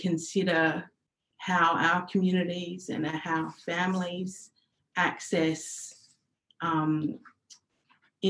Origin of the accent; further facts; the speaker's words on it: Kaurna country, South Australia, Australia; also born or lived in Nullarbor; My family are Mirning. We're from the Nullarbor, and I've grown up on Kaurna country